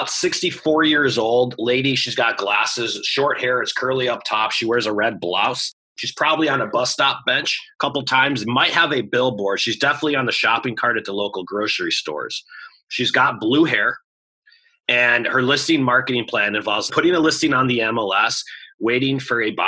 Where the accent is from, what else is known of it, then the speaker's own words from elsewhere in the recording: Chicago, Illinois, United States; I'm from Chicago